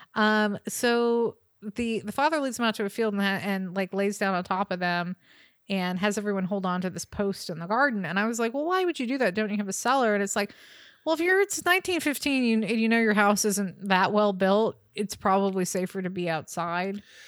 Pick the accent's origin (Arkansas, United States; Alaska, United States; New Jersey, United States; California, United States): California, United States; Bay Area; I grew up in the Bay Area